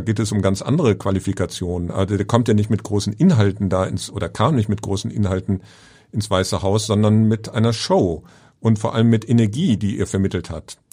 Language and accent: German; Germany; als Deutscher